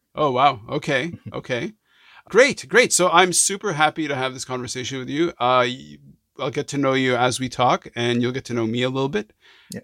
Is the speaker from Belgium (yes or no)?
no; Montreal, Quebec, Canada; I'm from Montreal. I grew up in Montreal